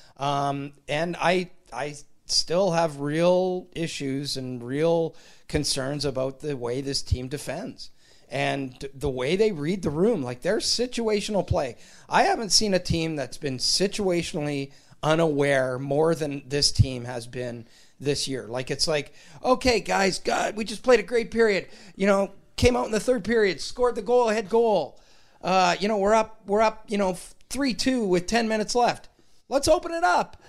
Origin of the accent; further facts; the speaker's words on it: Sudbury, Ontario, Canada; I'm from Sudbury